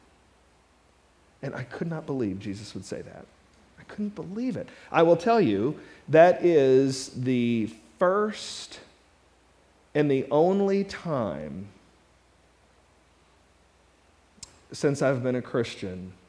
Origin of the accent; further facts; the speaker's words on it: Mount Sterling, Kentucky, United States; also born or lived in Louisville, Kentucky; I grew up in Mount Sterling, Kentucky